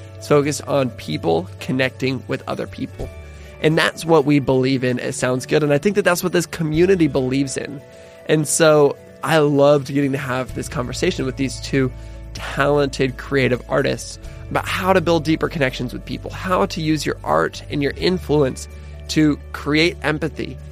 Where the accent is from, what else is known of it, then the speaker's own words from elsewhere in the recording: Pullman, Washington, United States; moved away; I'm from Pullman, Washington